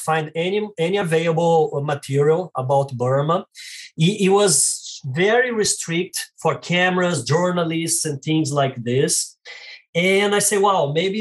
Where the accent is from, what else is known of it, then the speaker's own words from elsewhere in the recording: Rio de Janeiro, Brazil; English is a second language; moved away as an adult; now in San Diego, United States; as you can notice by my accent, I am Brazilian and from Rio de Janeiro